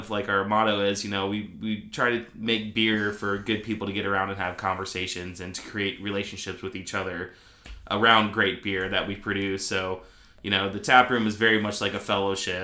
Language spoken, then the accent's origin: English; Glasgow, Kentucky, United States; I grew up in Glasgow, Kentucky